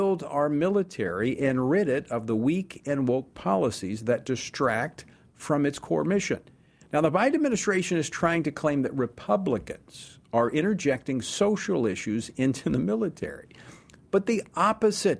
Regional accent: Louisiana, United States; back in my home state of Louisiana

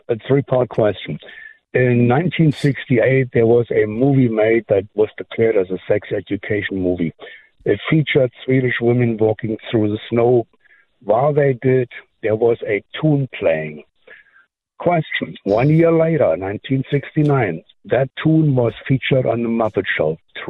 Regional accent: Germany; English is a second language; I'm an import from Germany.

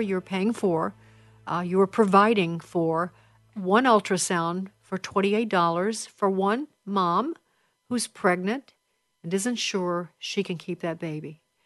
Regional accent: Chicago, Illinois, United States; my hometown of Chicago

